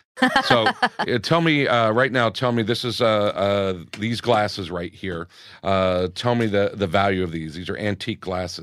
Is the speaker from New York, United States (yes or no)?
yes; New York, United States; also born or lived in Los Angeles, United States; Growing up, comedy-wise, growing up in New York and in L.A. as well, we're very cynical as comedians.